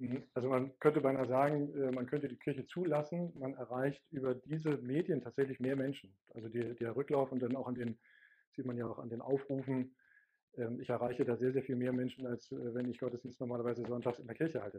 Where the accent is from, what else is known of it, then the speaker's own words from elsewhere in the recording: GDR, East Germany, Germany; now in Hamburg, Germany; bin ja aus der DDR